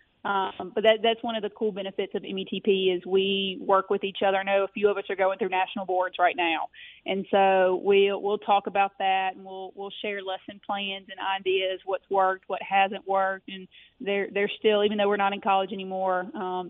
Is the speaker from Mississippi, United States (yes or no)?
yes; Mississippi, United States; I am from Mississippi